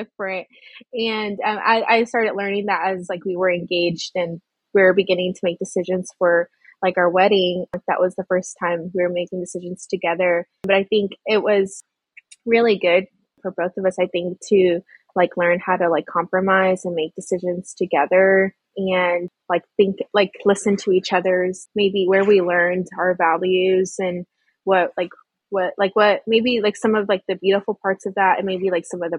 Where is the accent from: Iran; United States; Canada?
United States; Rio Grande Valley, South Texas; I was raised in South Texas in the Rio Grande Valley